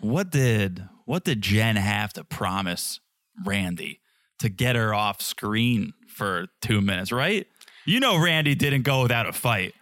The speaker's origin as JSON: {"language": "English", "country": "United States", "said": "I'm an American"}